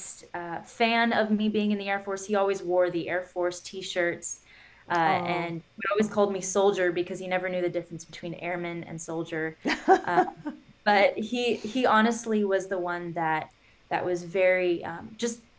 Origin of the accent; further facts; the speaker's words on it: California, United States; I grew up in California